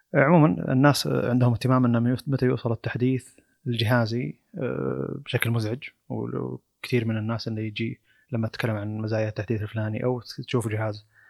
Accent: Saudi Arabia; عندنا في السعوديه

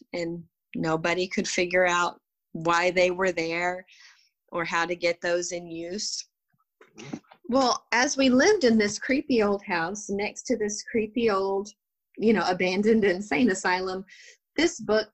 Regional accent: West Texas, United States; also born or lived in Italy; We don't speak French. We're from West Texas.

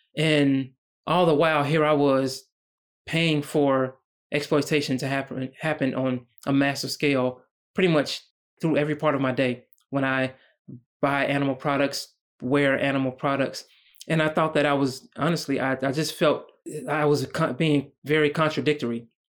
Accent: United States; as a black man growing up in America

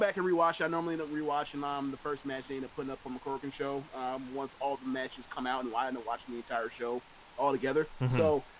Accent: United States; I'm also American

